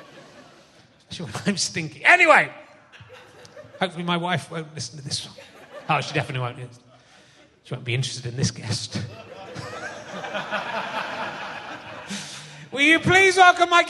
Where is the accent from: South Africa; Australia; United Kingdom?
United Kingdom; Somerset, South West England; I was from Somerset